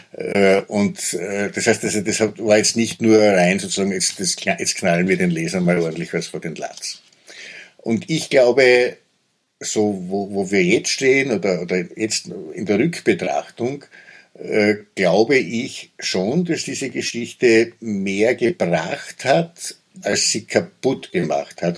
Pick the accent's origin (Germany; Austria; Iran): Austria; Köflach, Styria; in meiner Heimatstadt Köflach, das ist so eine äh, Industriestadt gewesen